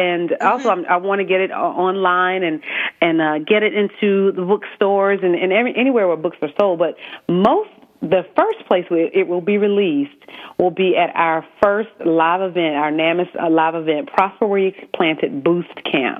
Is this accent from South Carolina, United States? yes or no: yes; South Carolina, United States; accent: Southern; South Carolina.